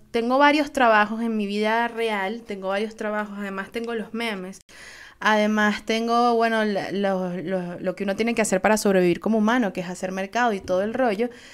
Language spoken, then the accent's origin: Spanish; Venezuela; Soy una jeva de Venezuela